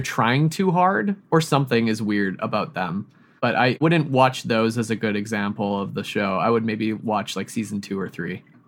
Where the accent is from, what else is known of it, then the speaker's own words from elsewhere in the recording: Yellowknife, Northwest Territories, Canada; now in Montreal, Canada; I grew up in Yellowknife, which is a city that is basically as far north as you can get in North America